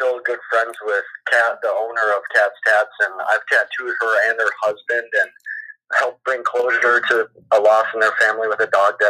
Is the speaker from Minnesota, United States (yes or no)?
yes; Owatonna, Minnesota, United States; I'm from Owatonna, Minnesota.